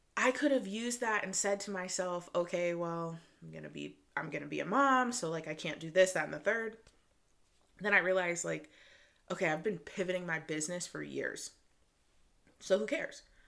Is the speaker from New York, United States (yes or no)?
no; Michigan, United States; I'm a girl from Michigan. I grew up in the suburbs